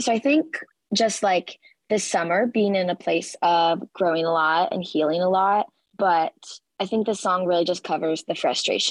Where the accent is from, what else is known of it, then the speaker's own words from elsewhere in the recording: Nashville, Tennessee, United States; moved away as an adult; now in Texas, United States; I'm from Nashville, which is pretty convenient as a singer-songwriter, but I moved to Texas for college